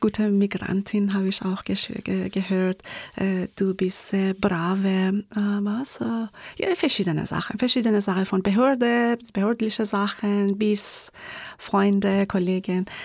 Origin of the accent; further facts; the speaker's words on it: Tehran, Tehran Province, Iran; German is a second language; moved away as an adult; now in Graz, Austria; woher kommst du? Ich sage immer aus dem Iran